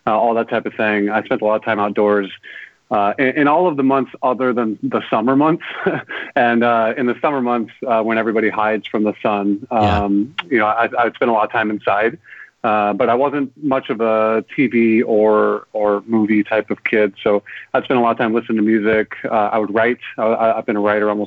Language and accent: English; Gilbert, Arizona, United States; also born or lived in Virginia / New York; I grew up in a small town in Arizona called Gilbert